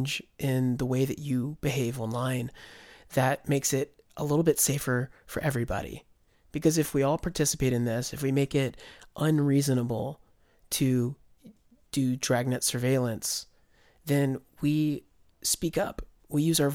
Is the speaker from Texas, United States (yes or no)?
yes; Austin, Texas, United States; Austin, Texas, my hometown